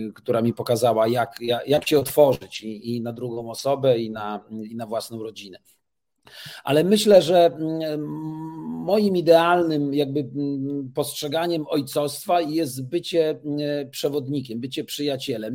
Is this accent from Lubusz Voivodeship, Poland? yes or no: no; Toruń, Kuyavian-Pomeranian Voivodeship, Poland; jestem z Torunia